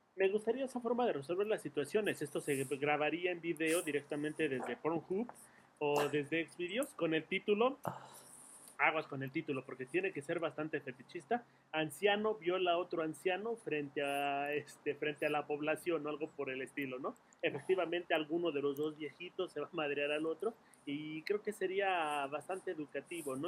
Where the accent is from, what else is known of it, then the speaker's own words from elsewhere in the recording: Mexico; nuestra independencia